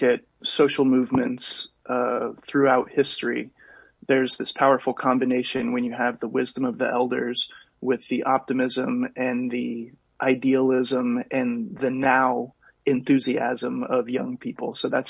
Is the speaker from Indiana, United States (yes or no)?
yes; Terre Haute, Indiana, United States; my hometown of Terre Haute, Indiana in the USA